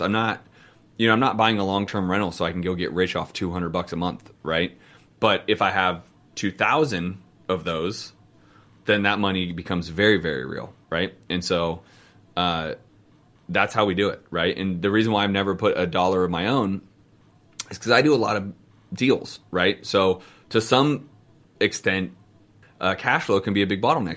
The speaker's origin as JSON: {"language": "English", "area": "Bay Area", "region": "California", "country": "United States", "said": "Yeah, the Bay Area, dude. That's us. I'm from there, bro."}